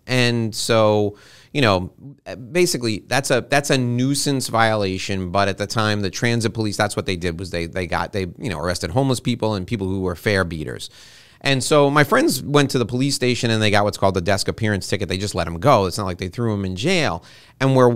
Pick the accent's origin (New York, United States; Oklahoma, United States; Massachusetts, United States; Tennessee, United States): New York, United States; New York City; I was born and raised around New York City